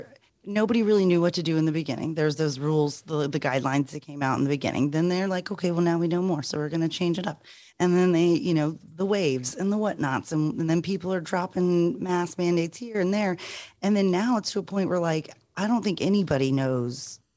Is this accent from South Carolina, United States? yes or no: yes; Charleston, South Carolina, United States; I mean, just because we're from Charleston, Rucker, yes.